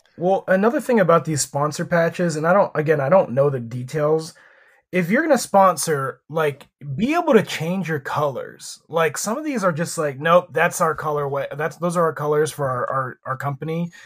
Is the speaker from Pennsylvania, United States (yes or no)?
yes; Erie, Pennsylvania, United States; my hometown, uh, G League team were the Erie Pepperoni Balls. And that is just a snack that was famous in only my town.